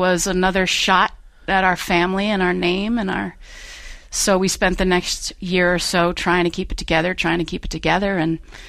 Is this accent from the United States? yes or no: yes; Cumberland, Rhode Island, United States; now in Southern California, United States; I did not grow up in Southern California. I grew up in Cumberland, Rhode Island.